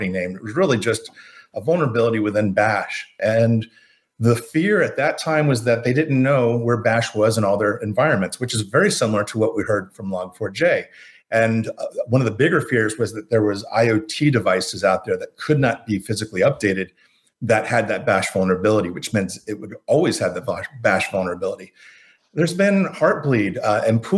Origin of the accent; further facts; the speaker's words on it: Florida, United States; I grew up in Florida